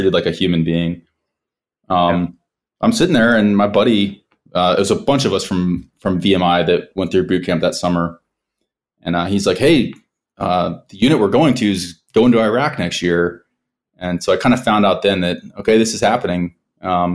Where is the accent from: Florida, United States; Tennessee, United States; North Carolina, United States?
Florida, United States; Melbourne; moved away; I was born in East Coast of Florida. Born and raised there.